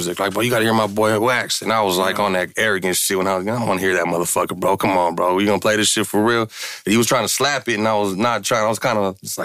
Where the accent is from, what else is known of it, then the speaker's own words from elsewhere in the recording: East Bay, California, United States; being from my town